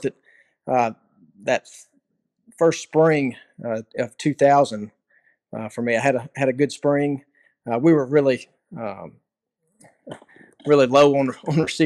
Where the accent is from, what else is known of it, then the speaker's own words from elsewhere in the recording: Pensacola, Florida, United States; I'm from Pensacola.